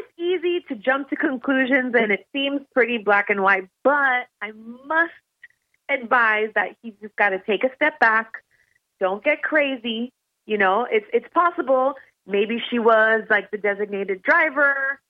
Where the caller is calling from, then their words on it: Shreveport, Louisiana, United States; from Shreveport.